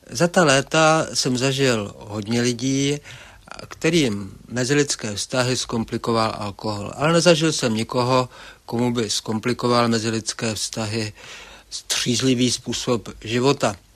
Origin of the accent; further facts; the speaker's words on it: Karlovy Vary, Karlovy Vary Region, Czechia; Rozhodně, rozhodně ty Karlovy Vary jsou přívětivé místo a, a kdo si výstěžně poznamená, že je to nejmenší velkoměsto na světě.